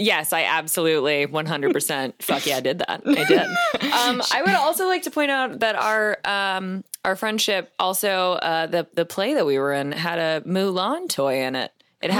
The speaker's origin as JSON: {"language": "English", "town": "Jupiter", "region": "Florida", "country": "United States", "said": "I'm from Florida. I'm from South Florida, Jupiter, Florida, to be exact."}